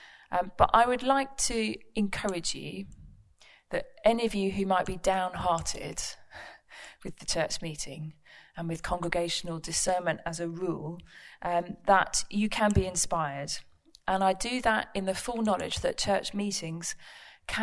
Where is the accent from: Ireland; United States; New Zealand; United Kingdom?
United Kingdom; London; moved away; also born or lived in Buckhurst Hill / Woolwich / New Southgate; I was born and raised in East London